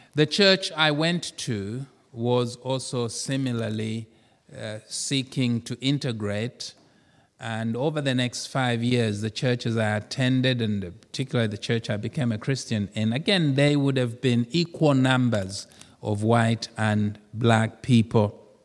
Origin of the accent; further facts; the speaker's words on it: Zambia; moved away; I come from Zambia